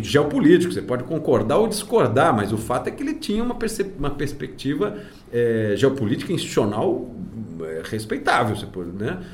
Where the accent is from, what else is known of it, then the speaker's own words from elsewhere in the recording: Brazil; como brasileiro